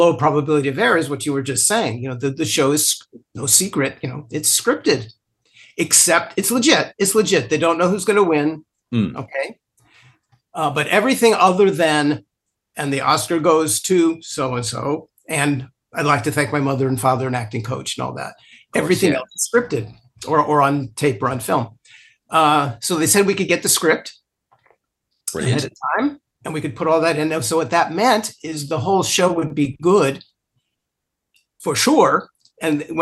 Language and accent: English; Los Angeles, California, United States; moved away; I grew up in Los Angeles. I haven't lived there for a long time, but I grew up there